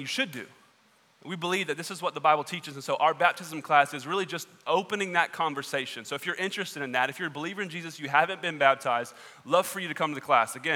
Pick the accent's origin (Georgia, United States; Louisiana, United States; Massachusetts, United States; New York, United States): Georgia, United States; Southwest; I grew up in Southwest Georgia